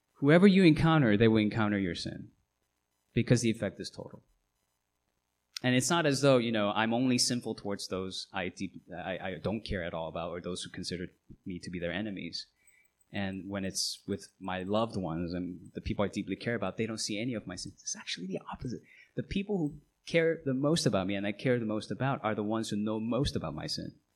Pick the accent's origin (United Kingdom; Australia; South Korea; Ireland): South Korea; Seoul; now in United States; I'm a US citizen, I wasn't born here. I was born in South Korea. I was born in Seoul